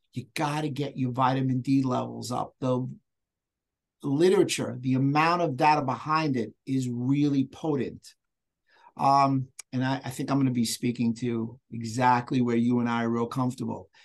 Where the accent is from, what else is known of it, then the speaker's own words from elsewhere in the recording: New York, United States; accent: New York; I'm from New York if anybody noticed with the little accent